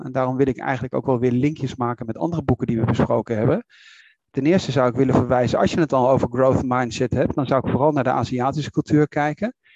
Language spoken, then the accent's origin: Dutch; Netherlands